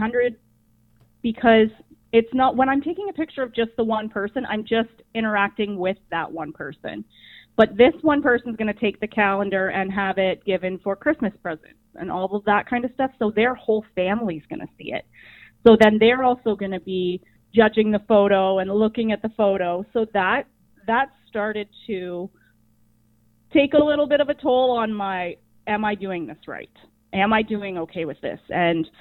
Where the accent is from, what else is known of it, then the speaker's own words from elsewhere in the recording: Ops Township, Ontario, Canada; now in Downeyville, Canada; I'm originally from Ops Township